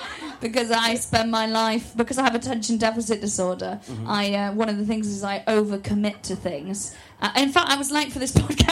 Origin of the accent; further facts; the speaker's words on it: North Wales, United Kingdom; I am from North Wales